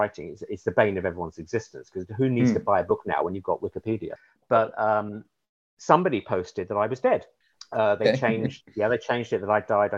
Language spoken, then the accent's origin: English; United Kingdom; accent: London and Southeast, received pronunciation; now in Humboldt, United States